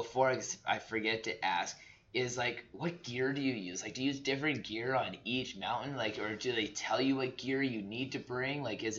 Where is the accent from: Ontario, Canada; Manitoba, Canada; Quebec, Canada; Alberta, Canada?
Alberta, Canada; Southern; I grew up in Southern Alberta, like, minus 40s, you know, I'm pretty used